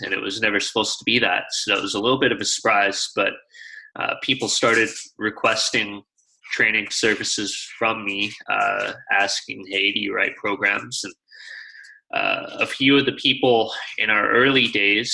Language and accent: English; Calgary, Alberta, Canada; My hometown is Calgary, Alberta